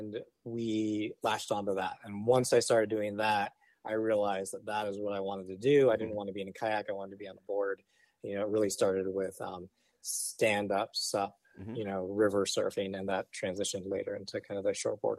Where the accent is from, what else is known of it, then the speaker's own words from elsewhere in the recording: West Coast, United States; also born or lived in Kauai, Hawaii / California / Arizona / Oregon; So originally I'm from Kauai, born there, raised until I was six, and then kind of grew up all over the West Coast. So moved to California, Arizona, Oregon, back to Arizona.